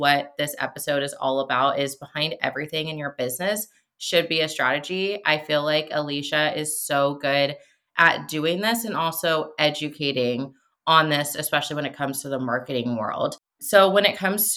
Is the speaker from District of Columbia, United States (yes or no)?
no; Seattle, Washington, United States; moved away as an adult; now in Arizona, United States; I am from Washington State. We recently moved to Arizona, but so I'm from Seattle too.